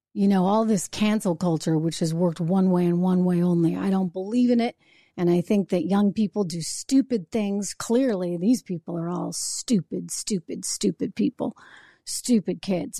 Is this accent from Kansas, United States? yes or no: no; New Hampshire, United States; My my home state, where I was born and raised, I grew up in New Hampshire